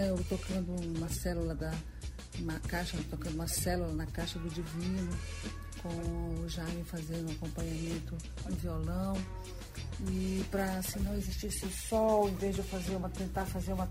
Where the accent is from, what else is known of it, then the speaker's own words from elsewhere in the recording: Maranhão, Brazil; essas duas músicas … são duas músicas que representam o meu chão, né? Onde eu pertenço, o meu lugar, de onde eu vim.